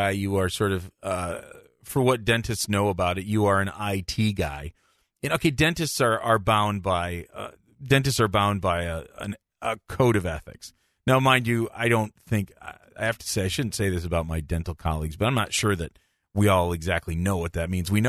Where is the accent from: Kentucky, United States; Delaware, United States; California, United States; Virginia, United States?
Delaware, United States; Newark; I grew up in Newark, Delaware.